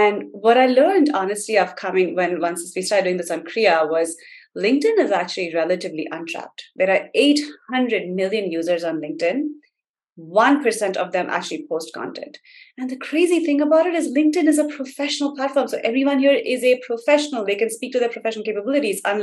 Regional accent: India; moved away as an adult; now in United States; I grew up in India.

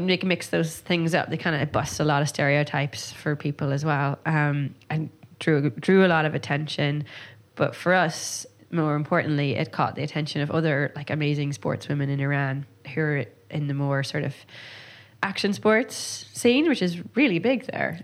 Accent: Donegal, Ulster, Ireland; growing up in Donegal

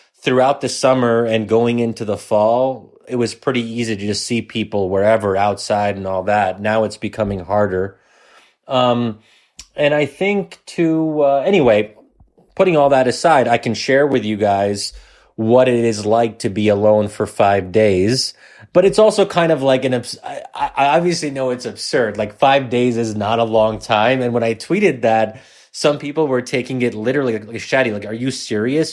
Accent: United States; as an American

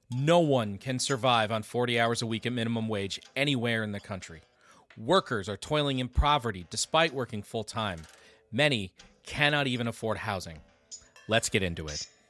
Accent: Michigan, United States; my home state of Michigan

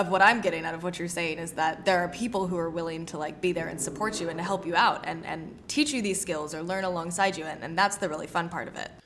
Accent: the South, United States; also born or lived in New York; I grew up in the South

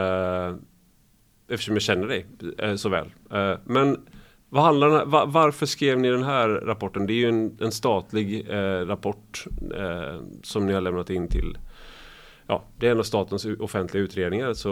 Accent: Gothenburg, Västra Götaland, Sweden; ja, jag är från Göteborg också.

